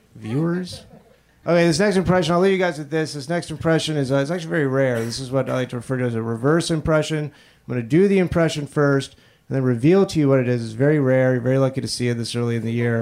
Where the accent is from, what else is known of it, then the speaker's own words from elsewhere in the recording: Florida, United States; I'm from Florida